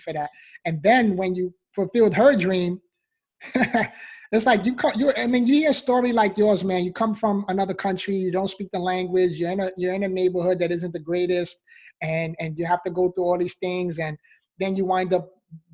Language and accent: English; New York City, New York, United States; I was actually born and raised in the Bronx, New York